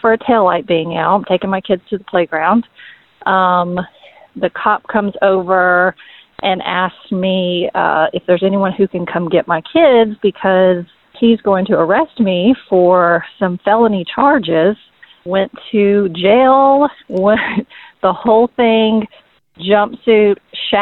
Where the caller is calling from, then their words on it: Atlanta, Georgia, United States; I'm calling from Atlanta